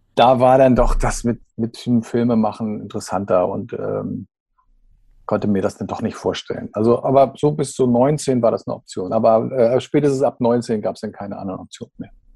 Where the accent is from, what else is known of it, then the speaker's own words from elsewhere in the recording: Schleswig-Holstein, Germany; also born or lived in Kiel / Dithmarschen; Ich komme aus Schleswig-Holstein.